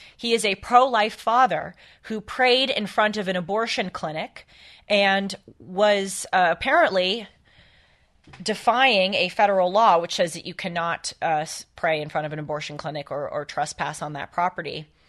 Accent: Los Angeles, California, United States; here in my hometown of L

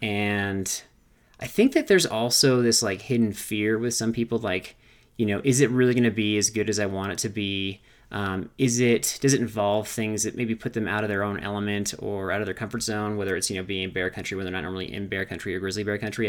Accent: California, United States; growing up in California

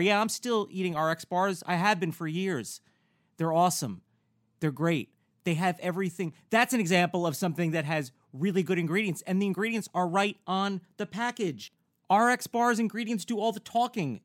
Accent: Newburgh, New York, United States; also born or lived in Bergen County, New Jersey; now in Los Angeles, United States; I'm I'm from New Jersey mm-hmm. originally, mm-hmm. you know, the Bergen County yeah. areas, you know. And then, you know, uh, at a pretty young, like 10 or whatever, I moved with my family to the Orange County area, which yeah. is Newburgh

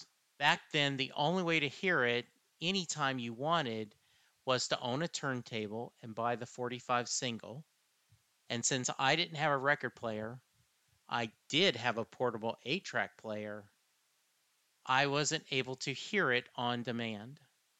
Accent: Lake Charles, Louisiana, United States; Growing up in Lake Charles, Louisiana in the late 70s

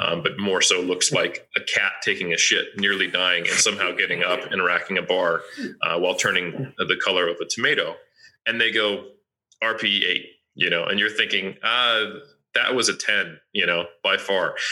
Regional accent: United States; now in Auckland, New Zealand; I'm originally from the States.

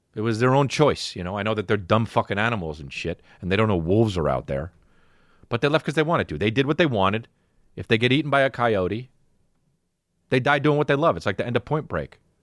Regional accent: New Jersey, United States; when I was growing up in New Jersey

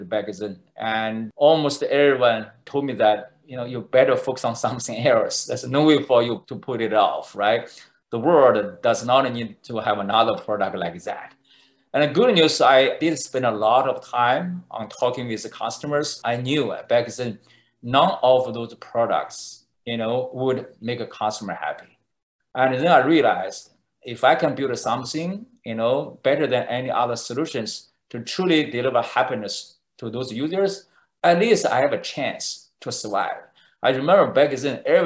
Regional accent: China; moved away as an adult; now in Silicon Valley, United States; I was born in China

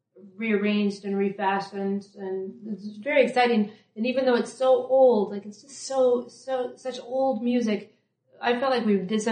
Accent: Emporia, Kansas, United States; born or raised there; now in New York, United States

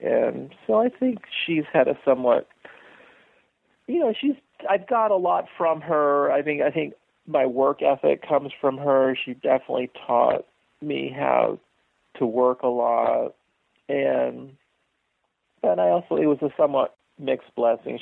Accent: San Francisco, California, United States; also born or lived in upstate New York; now in Seattle, United States; growing up in San Francisco in the 1960s

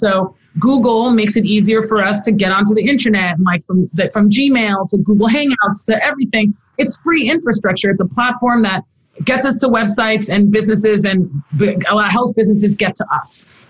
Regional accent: Nigeria; now in United States; because I have the duality of being in the U.S. but also being Nigerian, of seeing firsthand that the status quo is not enough.

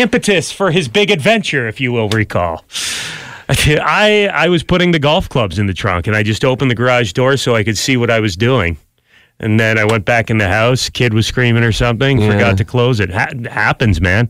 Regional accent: White Hills, Ontario, Canada; I grew up in White Hills

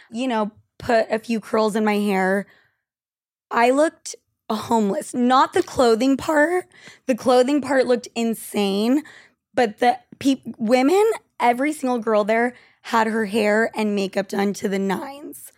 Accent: Argentina; moved away; I'm from Argentina

